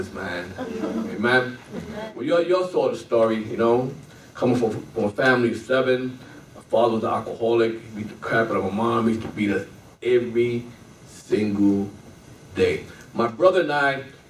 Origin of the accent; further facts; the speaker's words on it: New York City, New York, United States; moved away; I'm a Brooklyn boy. Bedford Stuyvesant